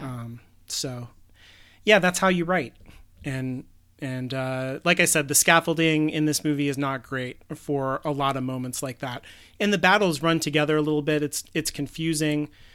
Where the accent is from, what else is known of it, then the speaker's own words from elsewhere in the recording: United States; we're both American